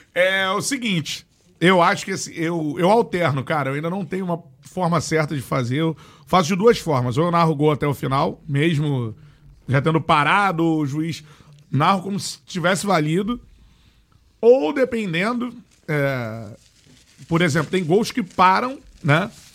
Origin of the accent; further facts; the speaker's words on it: Rio de Janeiro, Brazil; Eu sou do Rio de Janeiro.